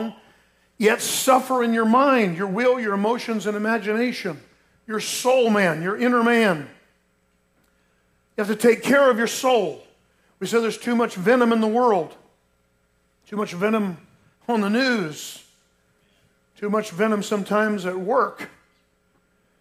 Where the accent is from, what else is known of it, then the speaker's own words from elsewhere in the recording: Lake Mary, Florida, United States; growing up in Lake Mary, Florida, down near Orlando